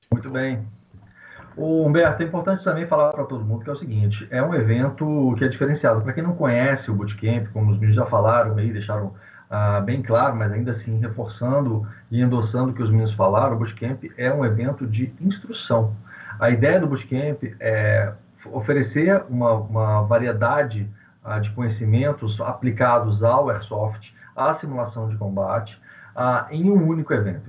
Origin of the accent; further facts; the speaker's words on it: Belo Horizonte, Minas Gerais, Brazil; eu sou de Belo Horizonte, Minas Gerais